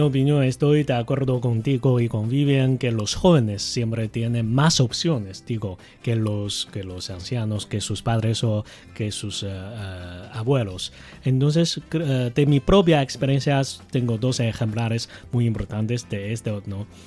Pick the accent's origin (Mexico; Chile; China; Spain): China; Beijing; Spanish is a second language; yo soy de Beijing, he vivido a aquí por más de 30 años de edad